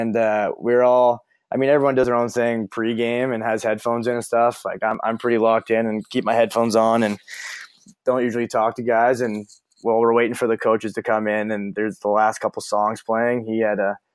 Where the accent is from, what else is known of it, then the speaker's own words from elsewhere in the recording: Toronto, Ontario, Canada; moved away as an adult; also born or lived in Orangeville, Ontario; now in Burlington, United States; my hometown boys, the Leafs